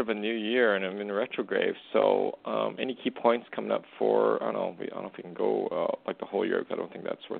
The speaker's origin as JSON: {"language": "English", "town": "Medicine Hat", "region": "Alberta", "country": "Canada", "tie": "born or raised there", "said": "I was born in Medicine Hat, Alberta."}